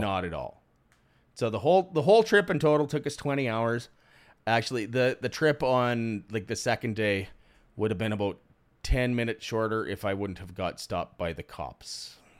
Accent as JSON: {"language": "English", "town": "Cudworth", "region": "Saskatchewan", "country": "Canada", "said": "Cudworth, Saskatchewan"}